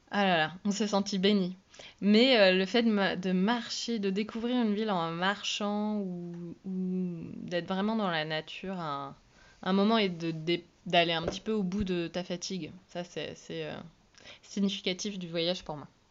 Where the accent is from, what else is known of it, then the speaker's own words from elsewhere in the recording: Belle-Île, Brittany, France; moved away; j'ai été élevée à Belle-Île